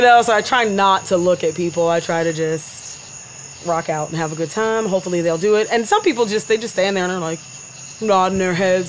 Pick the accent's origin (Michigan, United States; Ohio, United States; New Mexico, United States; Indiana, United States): Ohio, United States; Warren; moved away as an adult; also born or lived in Cleveland Heights, Ohio; now in Pittsburgh, United States; I'm from Warren, Ohio